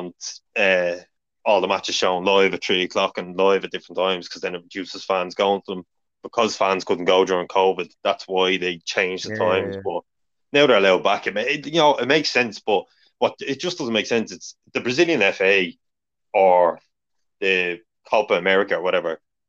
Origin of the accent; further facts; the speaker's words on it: Ireland; we're Irish